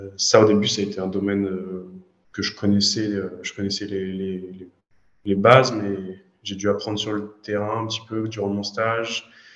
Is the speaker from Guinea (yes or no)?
no; Orléans, Centre-Val de Loire, France; je suis d'Orléans en France, c'est euh, on va dire 100 km au sud de Paris. je suis né ici, j'ai fait mes études ici